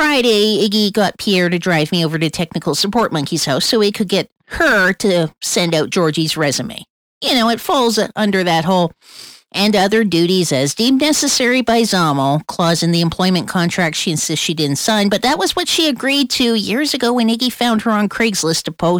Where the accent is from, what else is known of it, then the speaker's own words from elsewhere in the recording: Colombia; And I'm not just saying that because I'm from Colombia.